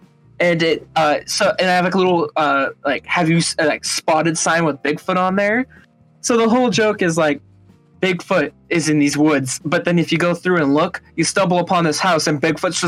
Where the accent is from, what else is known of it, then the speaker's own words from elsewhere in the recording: Minnesota, United States; But I grew up in a smaller city in Minnesota, actually. So I was born there and I've moved back and forth in such.